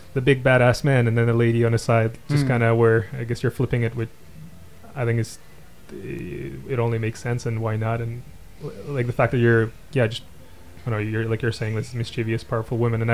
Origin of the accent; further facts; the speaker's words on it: Kazakhstan; the little kid in Kazakhstan, which is me